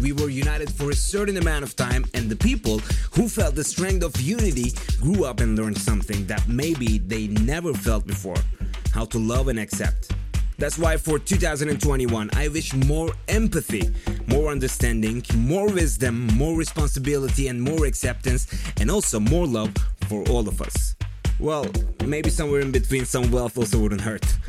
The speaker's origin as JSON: {"language": "English", "country": "Turkey", "tie": "born or raised there", "said": "my hometown Turkey"}